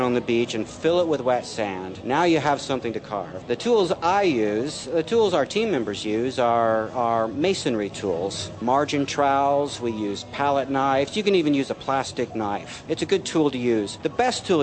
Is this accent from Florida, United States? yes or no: yes; Florida, United States; now in England; having grown up in Florida